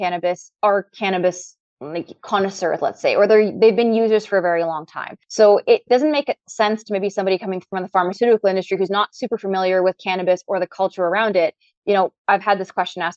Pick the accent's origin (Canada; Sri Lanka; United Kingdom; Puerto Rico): Canada; also born or lived in Trinidad; I'm Trinidadian and I was born in Trinidad and raised in Canada.